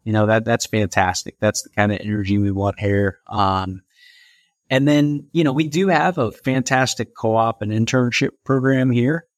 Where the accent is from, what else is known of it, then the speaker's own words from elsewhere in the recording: St. Louis, Missouri, United States; moved away as an adult; also born or lived in Orlando, Florida; I was from Saint Louis